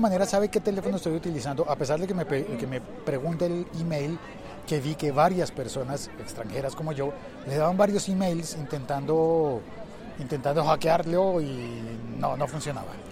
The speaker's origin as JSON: {"language": "Spanish", "country": "Mexico", "said": "pinches amables somos los mexicanos"}